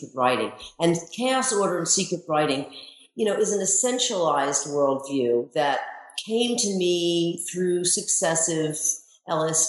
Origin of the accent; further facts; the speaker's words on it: Baltimore, Maryland, United States; I grew up in Baltimore, Maryland